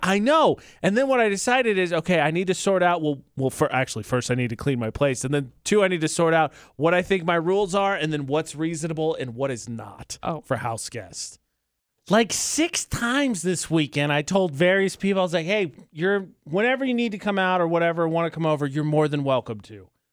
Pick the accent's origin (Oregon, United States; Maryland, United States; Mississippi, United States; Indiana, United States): Indiana, United States; moved away; my home state of Indiana